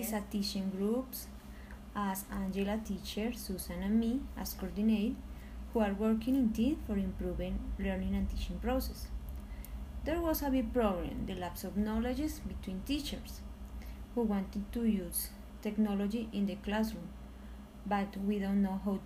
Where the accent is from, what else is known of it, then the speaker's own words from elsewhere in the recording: Philippines; from Philippines